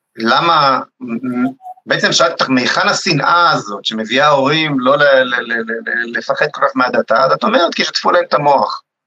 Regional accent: Rehovot, Central District, Israel; שגדלתי בבית, בבית משותף ברחובות

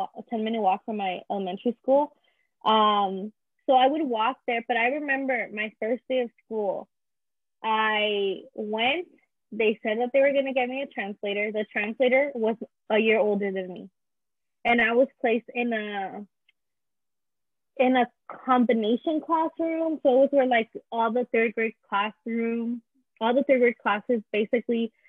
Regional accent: Visalia, California, United States; first language Spanish; English is a second language; also born or lived in Azusa, California; I moved to Visalia in December of my first semester in third grade

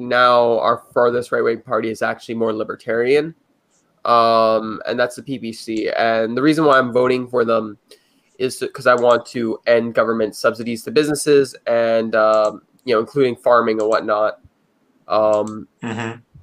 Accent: Canada; I'm a Canadian

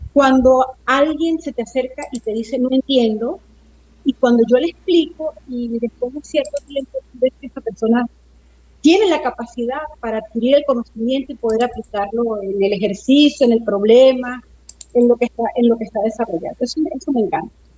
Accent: Mérida, Venezuela; moved away as an adult; yo me crié en, en Mérida, en la ciudad de Mérida

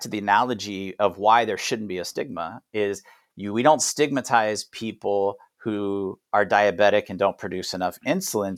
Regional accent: United States; moved away; also born or lived in Thailand; as an American

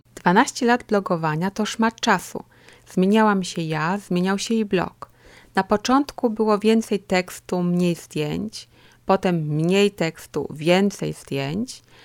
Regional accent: Kraków, Lesser Poland, Poland; moved away as an adult; now in Ruhr area, Germany; Od 2007 roku mieszkam w Niemczech, w Zagłębiu Rury, ale pochodzę z południa Polski. Kraków to moje miasto

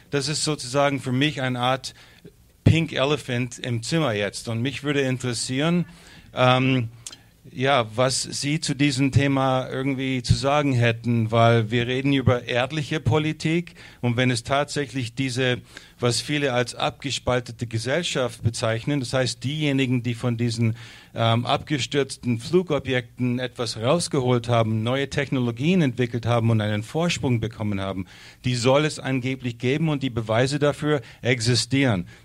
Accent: United States; German is a second language; now in Germany; Ich komme aus Amerika und ich habe immer geglaubt, dass die Deutschen diese Leute sind und merke, es ist eigentlich ganz anders hier drüben.

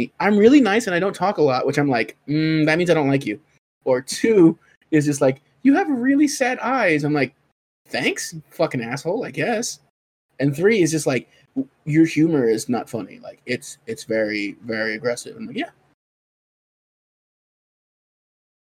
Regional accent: Compton, California, United States; growing up in Compton

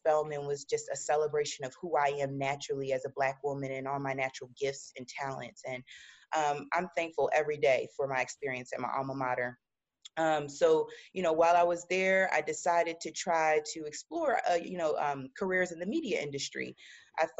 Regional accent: Philadelphia, Pennsylvania, United States; I'm originally from West Philadelphia

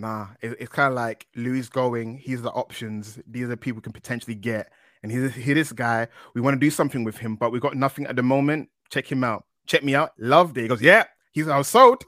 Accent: London, United Kingdom; moved away; I'm East London guy. I'm I'm from Canning Town originally.

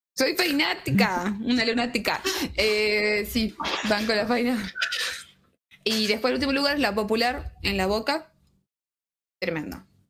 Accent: Tucumán, Argentina; Yo soy de Tucumán

